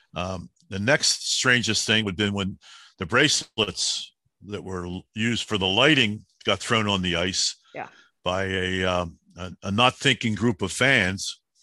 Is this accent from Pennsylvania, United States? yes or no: yes; Philadelphia, Pennsylvania, United States; I'm the kid from Southwest Philly